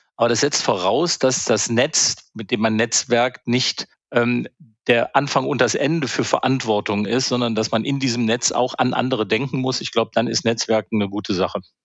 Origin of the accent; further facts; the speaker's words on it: Alt and Helau area, North Rhine-Westphalia, Germany; now in Berlin, Germany; ich bin ja im Alt- und Helau-Raum aufgewachsen und dann in den äh, Kölsch- und Alav-Raum gezogen